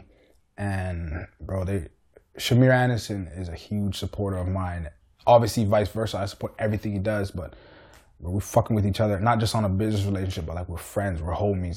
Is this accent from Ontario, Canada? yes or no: yes; Richmond Hill, Ontario, Canada; I was born and raised in Richmond Hill